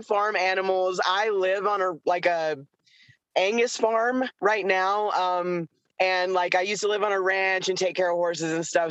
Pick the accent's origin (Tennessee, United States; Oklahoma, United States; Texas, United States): Tennessee, United States; Chattanooga; I was born near Chattanooga, Tennessee, which is uh, at the foothills of the Appalachian Mountains. So we lived on a mountain